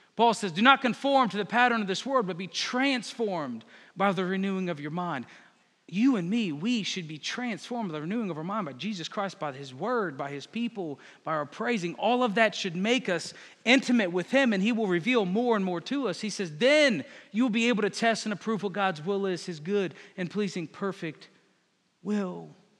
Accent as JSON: {"language": "English", "region": "Northern Virginia", "country": "United States", "tie": "born or raised there", "said": "I grew up in Northern Virginia with the Pentagon, Quantico"}